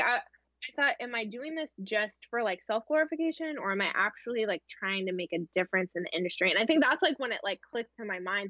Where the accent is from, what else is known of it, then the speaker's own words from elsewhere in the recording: Columbus, Ohio, United States; I am from Columbus, Ohio. Yeah. So Midwest girl